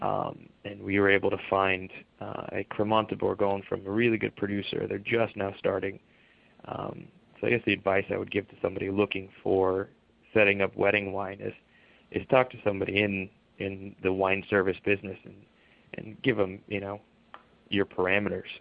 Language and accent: English; Palm Springs, California, United States; now in New York, United States; I'm originally from Palm Springs